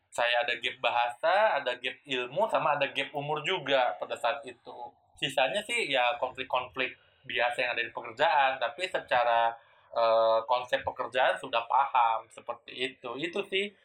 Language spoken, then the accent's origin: Indonesian; Medan, North Sumatra, Indonesia; Saya kan orang Medan, kuliah di UI, tapi pertama kali kerja itu di daerah Semarang yang itu mayoritasnya itu uh, orang Jawa semua gitu.